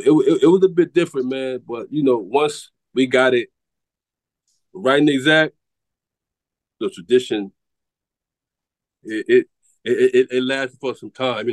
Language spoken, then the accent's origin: English; Atlanta, Georgia, United States; at least my birth certificate say, y'all may not say I'm from Atlanta, but at least my birth certificate say